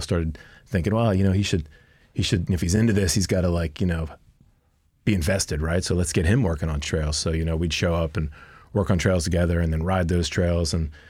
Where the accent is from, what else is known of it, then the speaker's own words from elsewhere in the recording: Philadelphia, Pennsylvania, United States; now in Palmer, United States; You know, I grew up on the East Coast outside of Philadelphia, so certainly didn't have trails like we've got up here. But so bikes have always kind of been a thing for me. And then, moved to Palmer